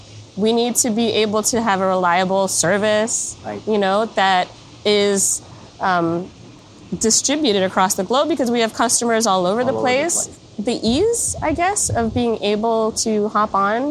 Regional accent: United States; moved away as an adult; now in Berlin, Germany; I'm coming from the United States. I've never lived outside the United States.

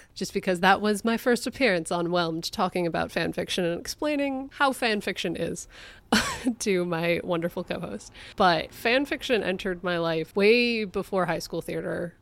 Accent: Connecticut, United States; my home state

